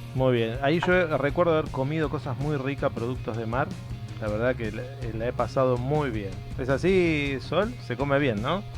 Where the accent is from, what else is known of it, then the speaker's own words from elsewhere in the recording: Buenos Aires, Argentina; los que somos de Buenos Aires